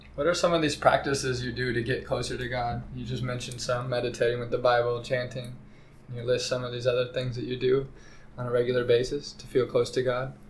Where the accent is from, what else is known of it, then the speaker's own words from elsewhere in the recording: Midwest, United States; I'm like from the Midwest.